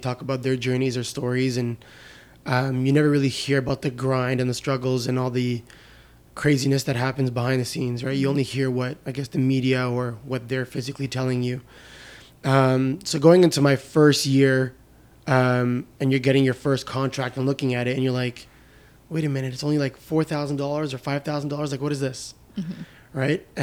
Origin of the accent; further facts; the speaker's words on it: Canada; also born or lived in Lebanon; my dad, when he immigrated here to Canada, never went back to Lebanon